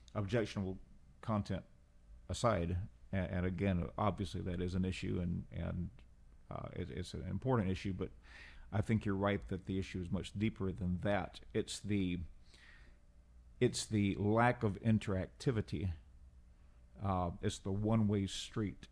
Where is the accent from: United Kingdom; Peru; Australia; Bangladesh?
Peru; accent: Peruvian; also born or lived in Central America / Portland, Oregon; now in San Antonio, United States; I was born in Peru, uh, over half a century ago.